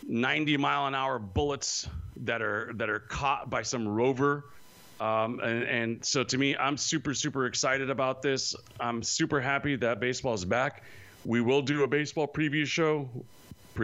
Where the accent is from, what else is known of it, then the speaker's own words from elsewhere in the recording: Modesto, California, United States; moved away; I am originally from Modesto, so I got 209 in my heart all the way